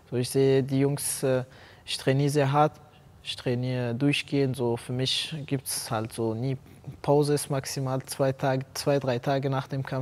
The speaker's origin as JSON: {"language": "German", "town": "Ennepetal", "region": "North Rhine-Westphalia", "country": "Germany", "said": "ich bin 22 Jahre alt. Äh, ich komme aus Eneptal."}